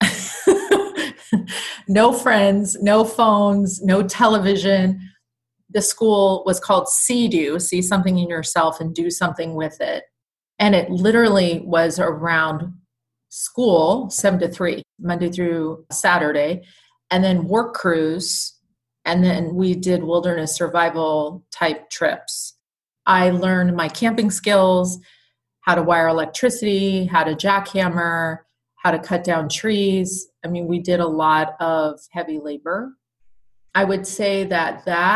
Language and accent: English; San Diego, California, United States; also born or lived in Tarrytown, New York; I grew up in sunny Southern California